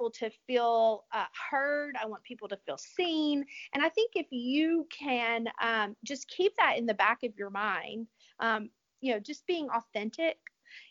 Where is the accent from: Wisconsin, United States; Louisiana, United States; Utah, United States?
Louisiana, United States; I'm from Louisiana